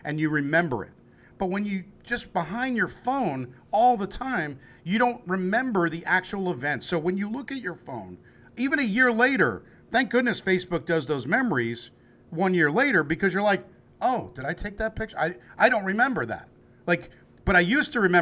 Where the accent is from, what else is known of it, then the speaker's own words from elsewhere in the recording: New York, United States; moved away as an adult; also born or lived in Cincinnati, Ohio; now in Kentucky, United States; I grew up in New York